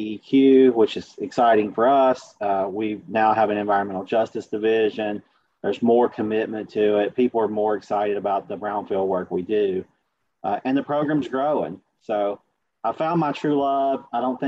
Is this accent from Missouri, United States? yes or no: no; Southwest Virginia, United States; accent: Appalachian; now in Richmond, United States; born and raised in Southwest Virginia, and I actually sound like I'm more from Southwest Virginia than Chelsea, just pointing that out. So I do have the Appalachian accent